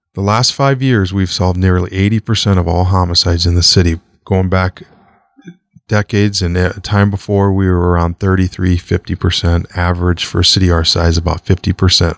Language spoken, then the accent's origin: English; Omaha, Nebraska, United States; I grew up in Omaha